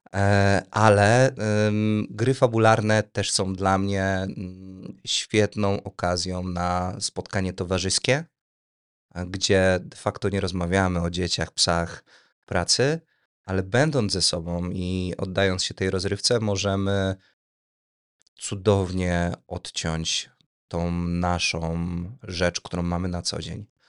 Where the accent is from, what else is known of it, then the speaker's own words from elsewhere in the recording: Tomaszów Mazowiecki, Łódź Voivodeship, Poland; Jestem z Tomaszowa Mazowieckiego